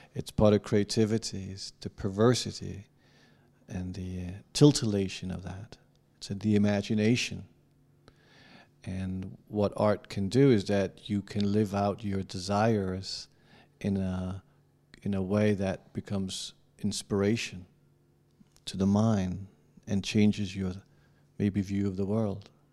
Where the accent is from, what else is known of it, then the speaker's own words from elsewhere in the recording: Denmark; I'm not an American. And I'm from Denmark